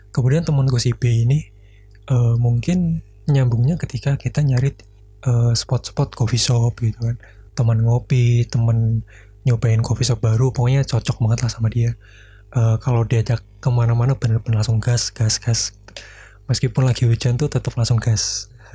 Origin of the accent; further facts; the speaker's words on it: Blora, Central Java, Indonesia; daerah aku di Blora